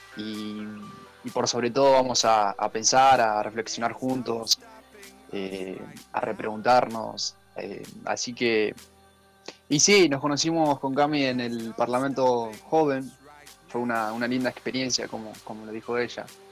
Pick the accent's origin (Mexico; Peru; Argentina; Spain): Argentina; Merlo, Buenos Aires Province; soy de acá de Merlo, desde que nací